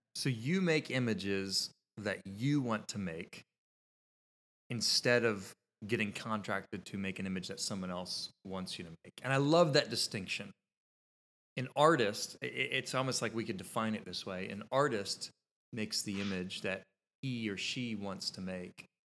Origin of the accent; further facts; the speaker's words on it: Kitty Hawk, North Carolina, United States; moved away as an adult; also born or lived in Nashville, Tennessee; my hometown, Kitty Hawk, North Carolina